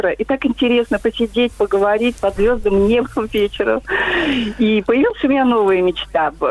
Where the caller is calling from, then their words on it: Vladimir, Vladimir Oblast, Russia; я из Владимира.